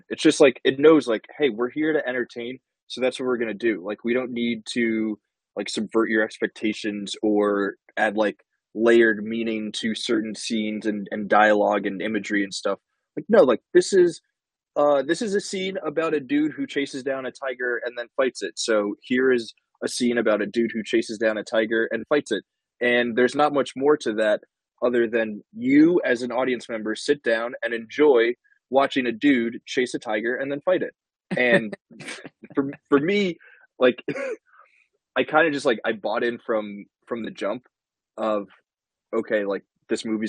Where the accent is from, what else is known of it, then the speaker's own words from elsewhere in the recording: United States; as an American